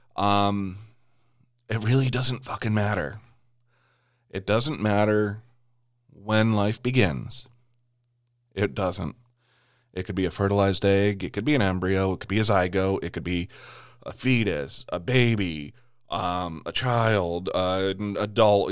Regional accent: United States; as an American

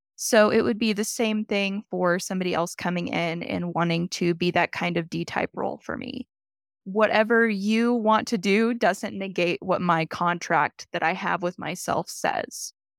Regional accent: Oklahoma, United States; now in Colorado Springs, United States; I'm actually from Oklahoma, Chickasaw Nation

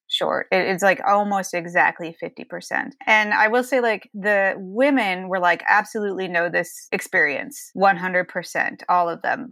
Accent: Ohio, United States; growing up in Ohio, it was, you know, we're pretty conservative family

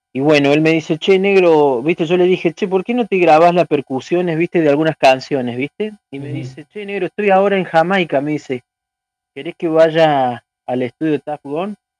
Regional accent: San Luis, Argentina; somos de Argentina, pero nosotros somos de San Luis, una provincia que está alejada de Buenos Aires

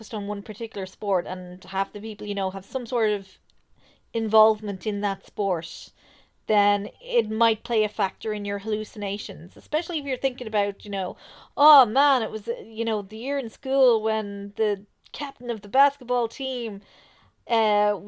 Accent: Ireland; we're Irish

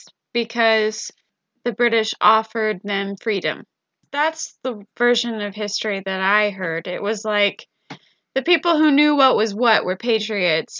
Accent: United States; me as an American

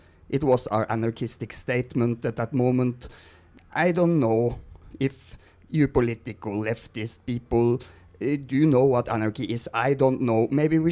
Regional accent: Norway; English is a second language; now in Mexico; I'm Norwegian

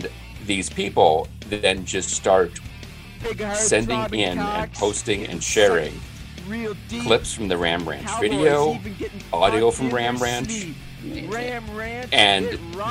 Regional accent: Newton, Massachusetts, United States; I grew up in Newton

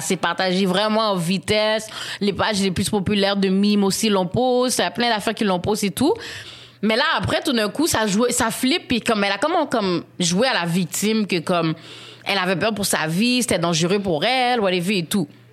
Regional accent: Haiti; en tant qu'haïtienne

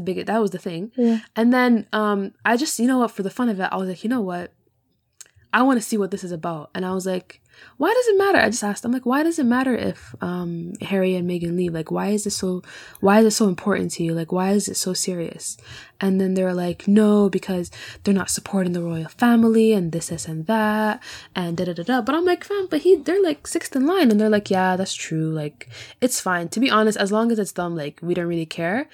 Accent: Canada; moved away as an adult; now in Scotland, United Kingdom; I'm born and bred in Canada

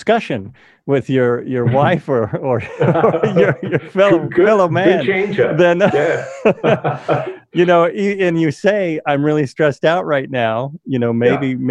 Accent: United States; I still grew up in America, and I still grew up as an American male

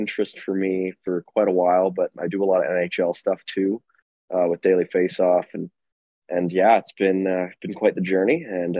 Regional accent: Calgary, Alberta, Canada; I'm from Calgary.

